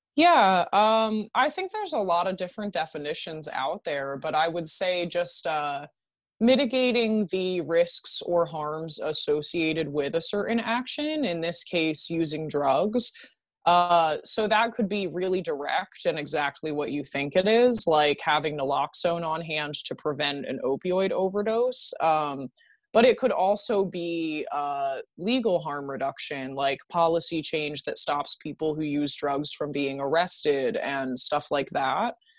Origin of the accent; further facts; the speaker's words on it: Stroudsburg, Pennsylvania, United States; moved away as an adult; now in Pittsburgh, United States; my hometown of Stroudsburg, Pennsylvania